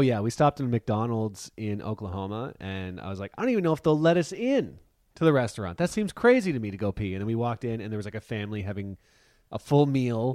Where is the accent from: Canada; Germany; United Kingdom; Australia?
Canada; we give our passports, and they're clearly Canadian.